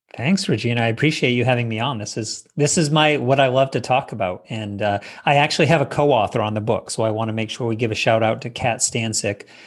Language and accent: English; Maine, United States; I grew up in Maine in the Northeast